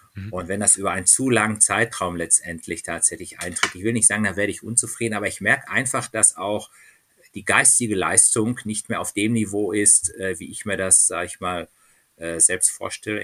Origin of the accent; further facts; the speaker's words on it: Dortmund, North Rhine-Westphalia, Germany; now in Munich, Germany; ich bin in Dortmund aufgewachsen